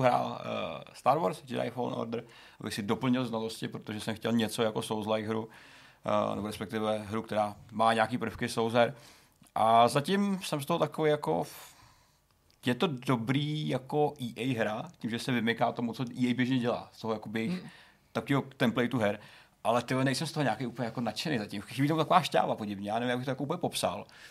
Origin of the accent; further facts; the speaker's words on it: northern Bohemia, Czechia; now in Prague, Czech Republic; v severních Čechách teďka posledních pět dní, takže jsem ah. moc nezažil. Byl jsem se podívat zpátky v domovině